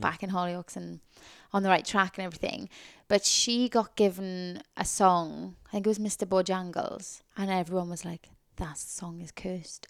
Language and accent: English; Tonypandy, Wales, United Kingdom; moved away; I'm from Tonopah-Andy, which is a place in the South Wales Valleys, where I loved, I love growing up there